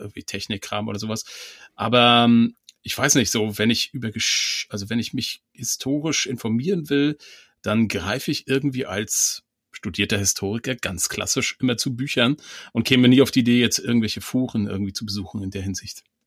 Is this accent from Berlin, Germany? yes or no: no; Mecklenburg-Vorpommern, Germany; ich komme ja aus Mecklenburg